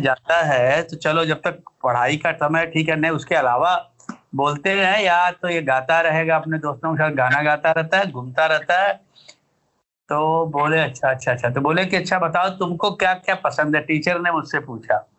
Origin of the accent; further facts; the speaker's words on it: a small village near Varanasi, Uttar Pradesh, India; बनारस का एक बहुत छोटा सा गांव है कस्बा है जिसका नाम है उदार